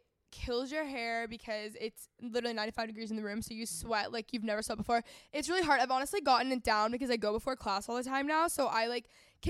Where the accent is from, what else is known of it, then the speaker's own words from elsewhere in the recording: North Texas, United States; I grew up in North Texas, like really competitive region for sports.